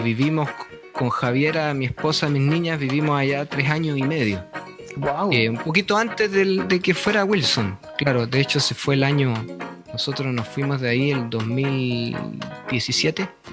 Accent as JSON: {"language": "Spanish", "town": "Calama", "region": "Antofagasta", "country": "Chile", "tie": "born or raised there", "also_born_or_lived": "Chuquicamata", "moved": "as an adult", "lives_now": "North Carolina, United States", "said": "Me crié en Calama, me crié en Calama hasta los, hasta los 18 años, de ahí salí a estudiar"}